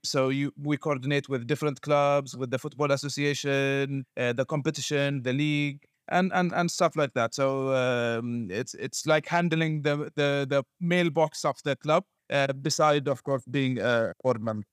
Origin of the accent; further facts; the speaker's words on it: Bahrain; also born or lived in Chicago, United States; I'm from Bahrain.